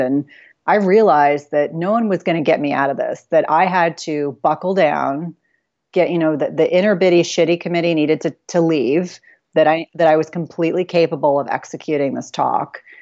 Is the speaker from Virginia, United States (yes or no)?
no; South Carolina, United States; I was born in South Carolina